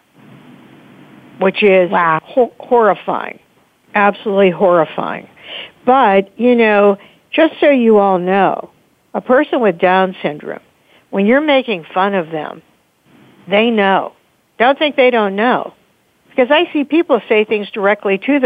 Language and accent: English; Pittsburgh, Pennsylvania, United States; also born or lived in Delaware; Pittsburgh, my hometown